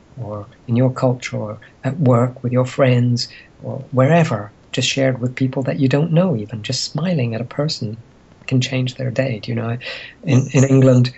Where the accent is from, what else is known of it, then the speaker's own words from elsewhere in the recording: Egypt; moved away; I grew up in Egypt during a time when there was turmoil